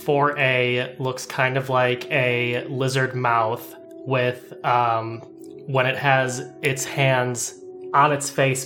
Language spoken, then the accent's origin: English; Midwest, United States; Hey, I'm Midwestern, not Minnesotan.